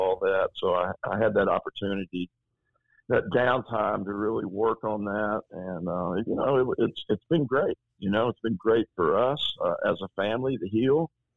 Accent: Tyler, Texas, United States; growing up in Tyler, Texas

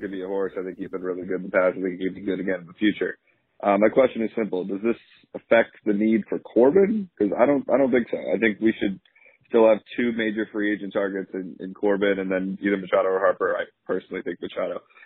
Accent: Canada; I'm also from Canada

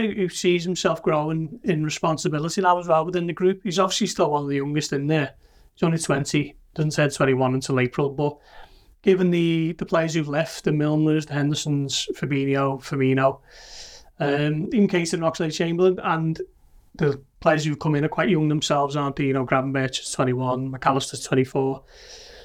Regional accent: Liverpool, North West England, United Kingdom; he knew I was from Liverpool

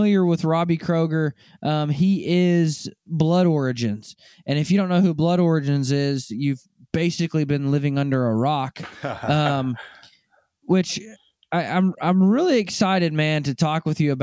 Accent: Arkansas, United States; I'm from Arkansas

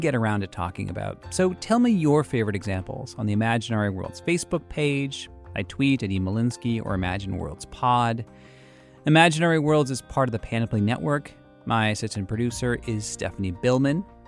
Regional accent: Boston, Massachusetts, United States; accent: Boston; my Boston accent's coming out

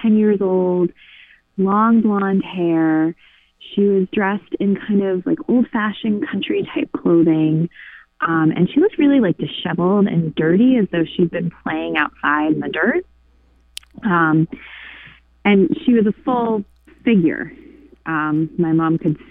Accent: Pennsylvania, United States; now in Nantucket, United States; Pennsylvania, which is where I'm originally from

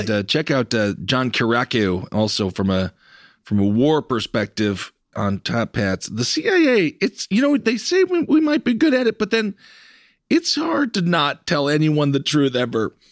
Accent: United States; as an American

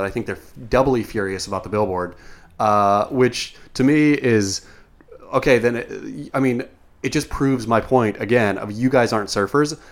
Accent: Coos Bay, Oregon, United States; moved away; when I was a kid growing up in Coos Bay

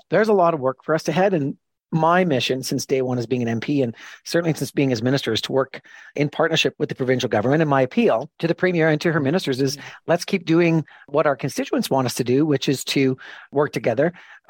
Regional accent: Alberta, Canada; born or raised there

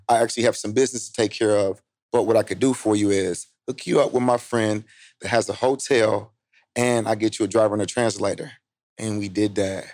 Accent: Indianapolis, Indiana, United States; I'm from Indianapolis, Indiana

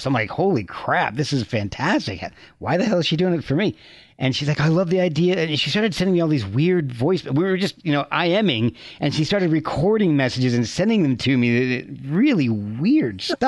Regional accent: Branchburg, New Jersey, United States; moved away as an adult; also born or lived in Scotch Plains, New Jersey / Rochester; I lived in uh, Branchburg from okay. uh, fourth grade through when I went to Rochester for college

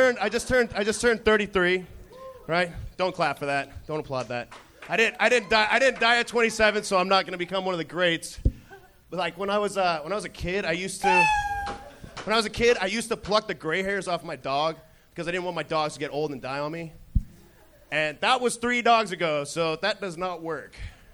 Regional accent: Reno, Nevada, United States; now in Los Angeles, United States; Reno, Nevada.

